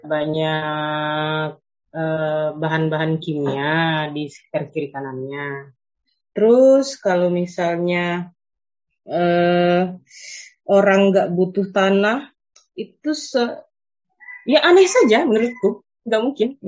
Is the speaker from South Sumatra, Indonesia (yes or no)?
yes; Musi Banyuasin, South Sumatra, Indonesia; saya dari dari musi banyu asin iya saya dari gambut